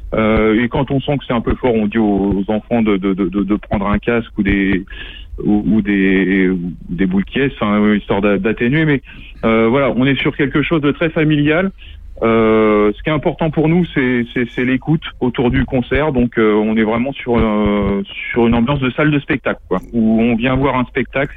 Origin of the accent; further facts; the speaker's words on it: Angers, Pays de la Loire, France; moved away; je suis d'Angers à la base. je suis angevin